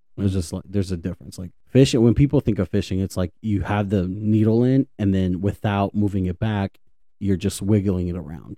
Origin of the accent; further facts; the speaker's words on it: Dallas, Texas, United States; I was, I was born and raised in Dallas.